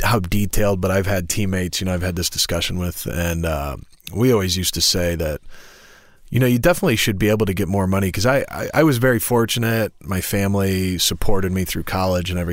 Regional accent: Wauseon, Ohio, United States; moved away; also born or lived in Ann Arbor, Michigan; growing up in Ohio as an Ohio State fan

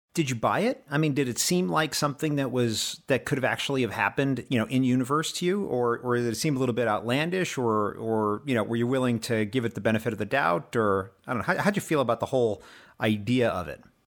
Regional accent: United States; I'm American

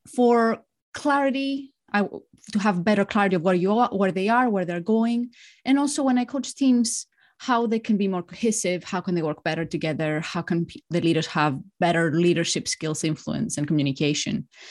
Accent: Greece; moved away as an adult; also born or lived in Spain / France / Singapore; now in London, United Kingdom; I'm Greek. I grew up in Greece.

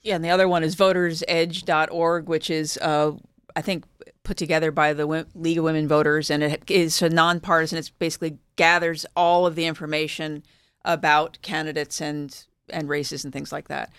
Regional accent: Philadelphia, Pennsylvania, United States; moved away; I grew up in Philadelphia

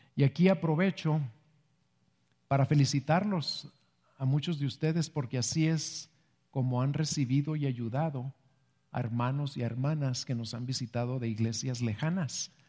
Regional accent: Mexico; somos mexicanos

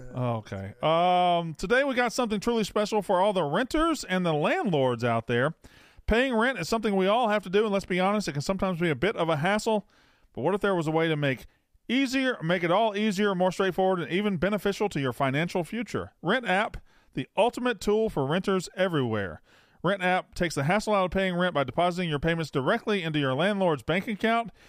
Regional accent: West Point, Mississippi, United States; moved away; I'm from, uh, East Mississippi. I'm from West Point, which is East.

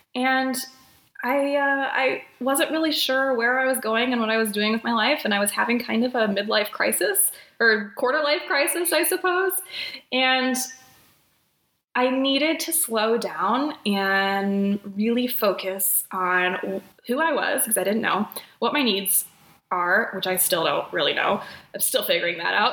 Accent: South Bend, Indiana, United States; moved away as an adult; also born or lived in Chicago, Illinois; now in Twin Cities, Minnesota, United States; I'm originally from South Bend, Indiana, home of Notre Dame

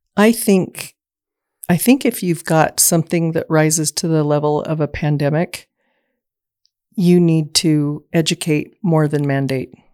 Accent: Southeast Idaho, United States; I was born and raised in Southeast Idaho

